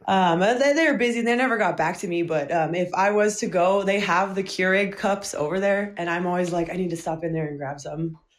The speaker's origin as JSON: {"language": "English", "town": "Albuquerque", "region": "New Mexico", "country": "United States", "tie": "born or raised there", "said": "I was actually born and um, raised, and I still live in Albuquerque, New Mexico"}